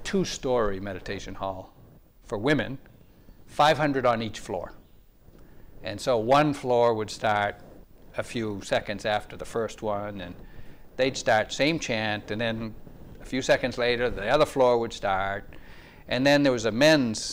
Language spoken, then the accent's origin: English; New England, United States; I was born and raised in New England